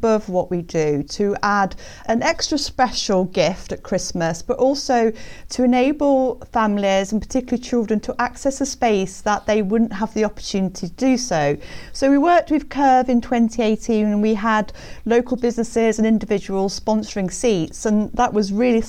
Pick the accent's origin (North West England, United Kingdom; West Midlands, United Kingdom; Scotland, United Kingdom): West Midlands, United Kingdom; Birmingham; I grew up in Birmingham